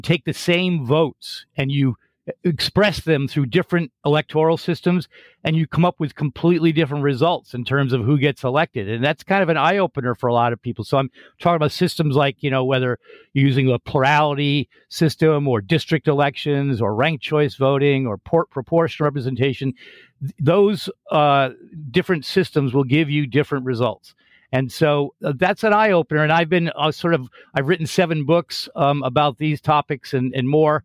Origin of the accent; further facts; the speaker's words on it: Connecticut, United States; moved away as an adult; also born or lived in Seattle, Washington / Bellingham, Washington; now in San Francisco, United States; I grew up in Connecticut, East Coast, lived there for the first part of my life up through college